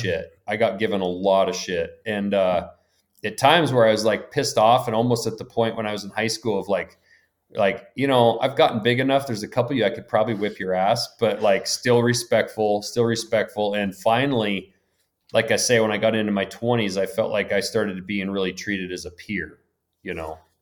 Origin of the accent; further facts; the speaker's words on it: Lincoln, Montana, United States; I grew up in Lincoln, Montana, small town on the edge of the Bob Marshall Wilderness